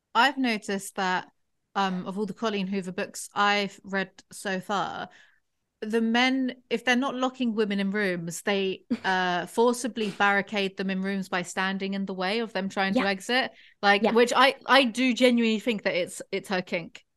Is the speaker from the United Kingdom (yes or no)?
yes; England, United Kingdom; I am English